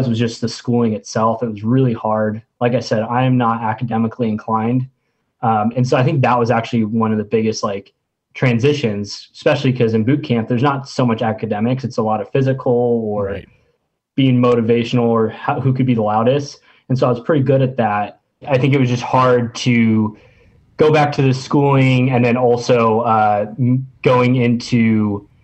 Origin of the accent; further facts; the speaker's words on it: Orange County, California, United States; I grew up in Orange County, so my A school was actually in Point Loma, San Diego.